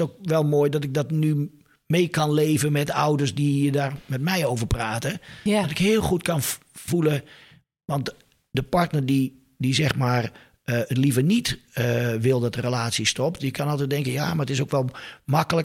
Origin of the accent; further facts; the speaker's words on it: Leeuwarden, Friesland, Netherlands; Ik ben geboren in Leeuwarden. Ik ben er wel even weg geweest.